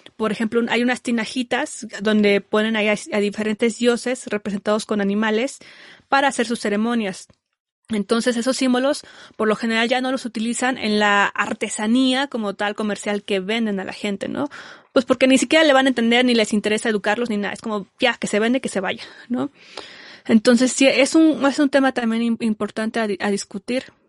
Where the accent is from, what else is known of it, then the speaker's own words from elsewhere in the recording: Mexico; yo también soy mexicana.